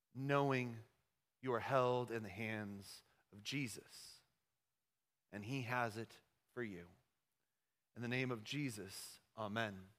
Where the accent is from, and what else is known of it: United States